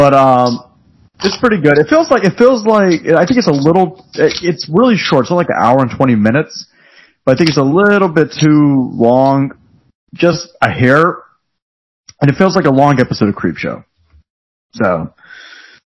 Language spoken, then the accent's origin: English; United States; I'm American